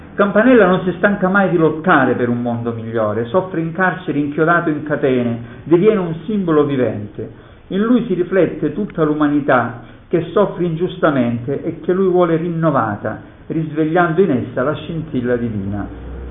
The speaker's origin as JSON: {"language": "Italian", "region": "Calabria", "country": "Italy", "said": "come calabrese"}